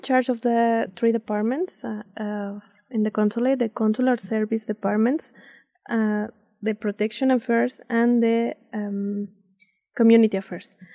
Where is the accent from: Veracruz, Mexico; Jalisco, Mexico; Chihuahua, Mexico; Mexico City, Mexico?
Mexico City, Mexico; English is a second language; moved away as an adult; now in Idaho, United States; I'm from uh, Mexico City. I'm born in Mexico City, and then I study there in the University uh, Autónoma of Mexico